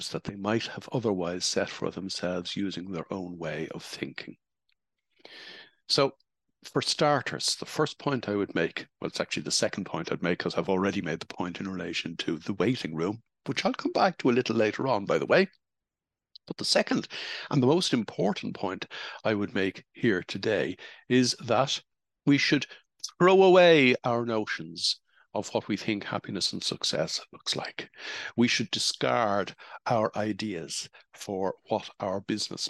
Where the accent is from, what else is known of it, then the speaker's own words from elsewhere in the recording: Ireland; the era in which I grew up in Holy Catholic Ireland